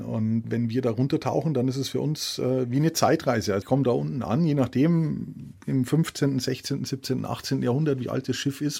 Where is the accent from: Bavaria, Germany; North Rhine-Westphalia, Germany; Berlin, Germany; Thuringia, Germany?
Bavaria, Germany; Walchensee, south of Munich; moved away; am Walchensee, meiner alten Heimat äh, südlich von München